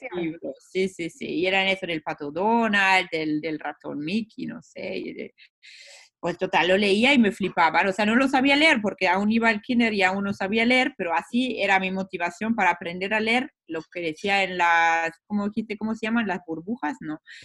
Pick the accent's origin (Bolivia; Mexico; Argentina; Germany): Germany; Wanne-Eickel, North Rhine-Westphalia; Spanish is a second language; moved away as an adult; also born or lived in Hamburg; now in Berlin, Germany; Nací en Alemania hace 36 años y nací en una zona industrial de minería que se llama la cuenca del Ruhr, que está en el oeste de Alemania